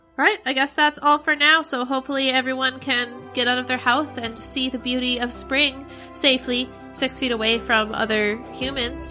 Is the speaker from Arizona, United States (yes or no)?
yes; Arizona, United States; moved away; I grew up in Arizona, and we don't really have spring there